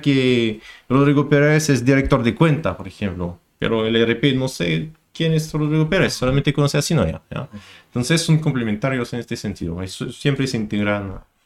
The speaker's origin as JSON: {"language": "Spanish", "country": "France", "moved": "as an adult", "lives_now": "Chile", "said": "un expatriado aquí en Chile. Soy francés"}